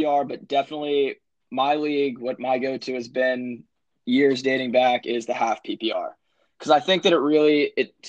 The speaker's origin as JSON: {"language": "English", "town": "Pittsburgh", "region": "Pennsylvania", "country": "United States", "said": "I'm from Pittsburgh, PA"}